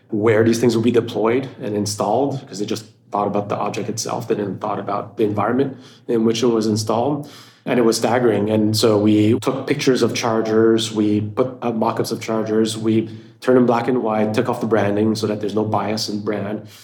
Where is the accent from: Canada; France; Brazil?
Canada; Montreal, Quebec; now in Austin, United States; I'm originally from Montreal, Canada. So worked out, even though I'm based out of Austin, Texas